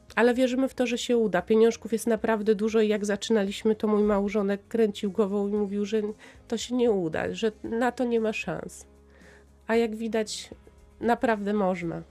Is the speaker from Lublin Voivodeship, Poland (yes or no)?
yes; Lublin, Lublin Voivodeship, Poland; now in Tyniec Mały, Poland; Ja pochodzę z Lublina i tam działają moi przyjaciele